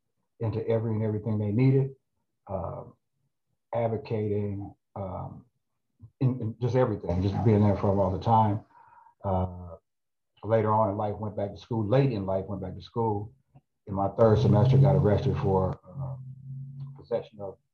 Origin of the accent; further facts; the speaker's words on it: Minneapolis, Minnesota, United States; South Minneapolis, 46 in Portland